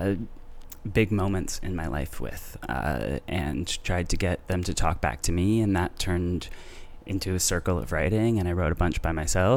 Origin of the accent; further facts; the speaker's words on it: Carman, Manitoba, Canada; moved away as an adult; also born or lived in Winnipeg / South Korea; now in Toronto, Canada; I actually grew up in a town called Carmen, which is 2,500 people, 12 churches.